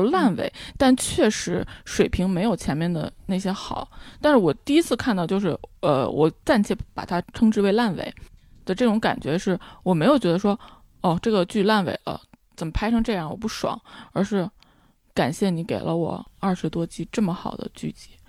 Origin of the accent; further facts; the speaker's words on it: Beijing, China; 虽然我是在北京长大的，就是我小时候我家旁边儿，现在的万寿路那边儿是一片玉米地